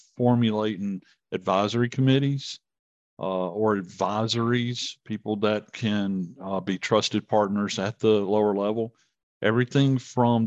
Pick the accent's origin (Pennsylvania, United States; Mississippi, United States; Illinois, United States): Mississippi, United States; Vicksburg; my hometown, Vicksburg